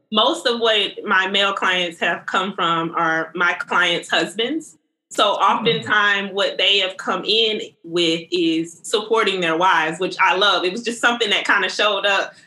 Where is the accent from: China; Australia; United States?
United States; the South; growing up in the South